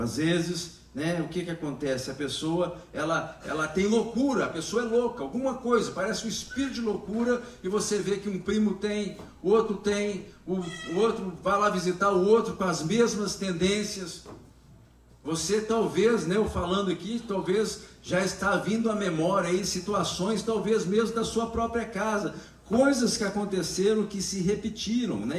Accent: Brazil; nós que somos brasileiros

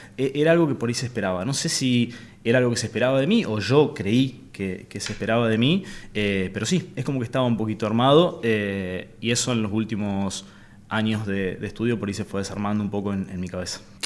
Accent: Avellaneda, Santa Fe, Argentina; also born or lived in Reconquista; nací en Avellaneda en realidad. En eh, me crié en Avellaneda y hoy por hoy trabajamos desde Reconquista

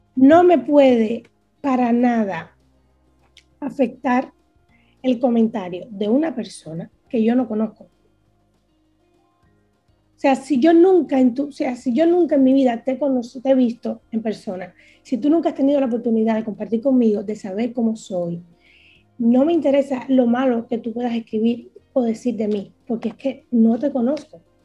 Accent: Cuba; moved away; Soy una cubana que sufre

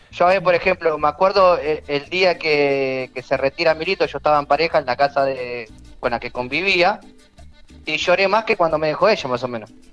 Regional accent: Argentina

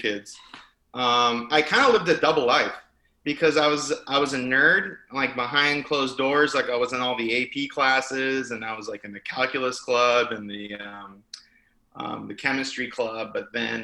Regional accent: Los Angeles, California, United States; I grew up in Los Angeles, California

